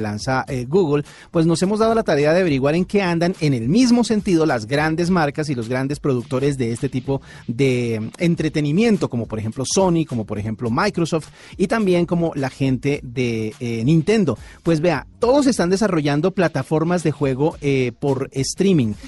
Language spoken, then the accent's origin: Spanish; Colombia; en nuestro país